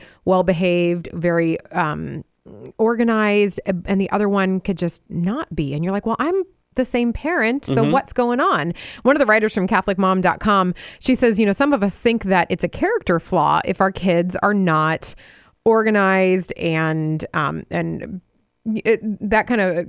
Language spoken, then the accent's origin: English; Wisconsin, United States; my home state of Wisconsin